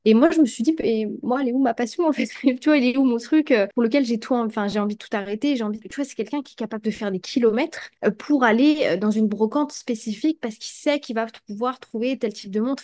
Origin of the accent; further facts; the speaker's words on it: Brest, Brittany, France; now in Thailand; chez moi à Brest